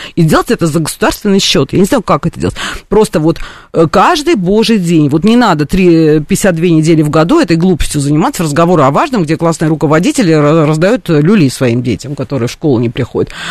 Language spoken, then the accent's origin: Russian; Russia; Я там этническая армянка, которая там со всеми поколениями жила на территории Русской империи, там, Российской империи, Советского Союза, теперь там Российской Федерации